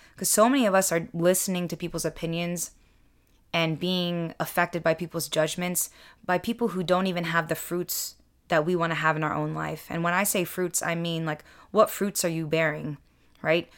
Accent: United States; I'm second generation Filipino American. I was born here in the States, and I don't speak the native language

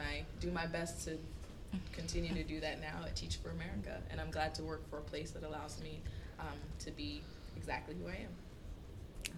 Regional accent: near Eatonville, Florida, United States; now in New York, United States; I am from Florida. I am from not far from Eatonville.

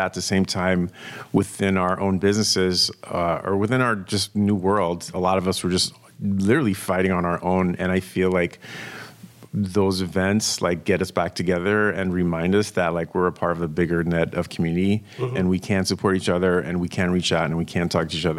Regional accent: New York City, New York, United States; moved away as an adult; also born or lived in Brooklyn, New York; now in West Coast, United States; I was born in Brooklyn, raised in Queens.

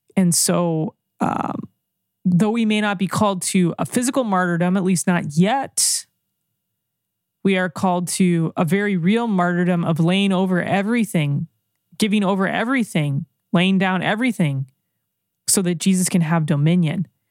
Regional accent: United States; I'm an American.

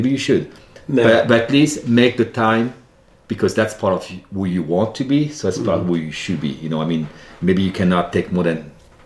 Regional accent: Centre-Val de Loire, France; accent: French; English is a second language; moved away as an adult; now in United States; growing up in France

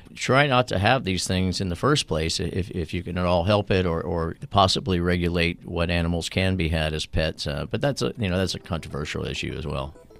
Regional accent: South Florida, United States; growing up in South Florida

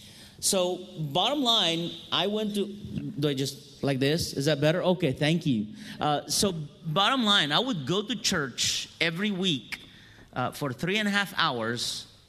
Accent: Cairo, Cairo Governorate, Egypt; first language Arabic; English is a second language; moved away as an adult; also born or lived in Bolivia / Miami Beach, United States; now in United States; I am Egyptian. I was greeting you in my native language, Arabic. I was born and raised in Cairo, Egypt.

